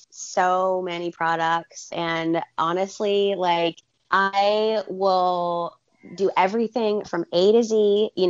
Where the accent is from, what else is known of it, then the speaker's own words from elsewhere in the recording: Alabama, United States; also born or lived in Portland, Oregon / California / Arizona; so I'm from Alabama originally. I mean, I've lived all over the country.